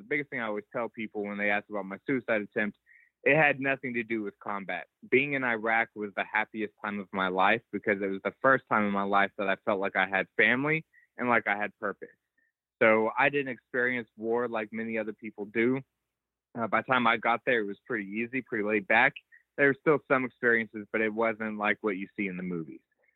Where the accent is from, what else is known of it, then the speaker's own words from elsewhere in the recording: Dallas-Fort Worth area, Texas, United States; I was born and raised in the Dallas-Fort Worth area of Texas